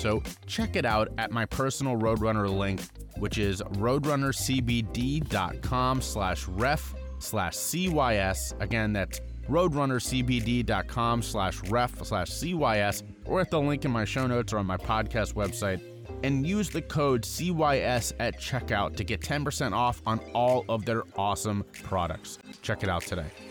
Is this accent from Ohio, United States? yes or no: yes; Cincinnati, Ohio, United States; I used to be a Bengals fan growing up in Cincinnati, Ohio